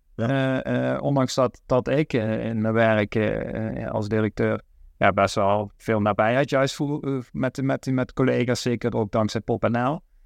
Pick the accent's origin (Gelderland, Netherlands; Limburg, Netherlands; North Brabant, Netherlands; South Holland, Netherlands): Limburg, Netherlands; Oirsbeek; waar ik ben opgegroeid in, in Oorsbeek, het mooiste dorp van, van Nederland